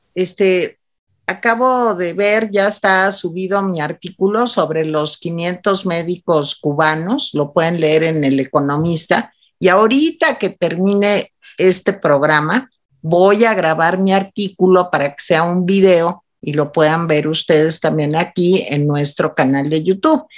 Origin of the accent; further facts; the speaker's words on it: Mexico; en este país, México